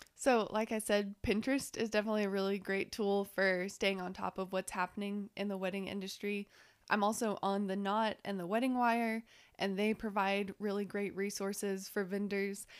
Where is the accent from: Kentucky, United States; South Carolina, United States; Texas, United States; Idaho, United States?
Texas, United States; Waco; moved away as an adult; now in Lubbock, United States; I'm originally from Waco. I moved here, like a lot of people, to go to tech and fell in love with Lubbock